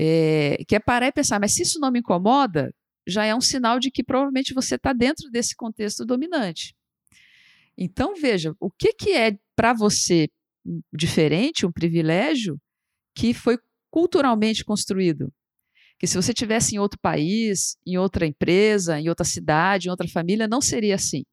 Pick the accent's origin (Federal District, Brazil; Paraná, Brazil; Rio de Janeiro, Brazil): Federal District, Brazil; Brasília; Eu sou de Brasília, por exemplo, Brasília é uma cidade meio peculiar nesse sentido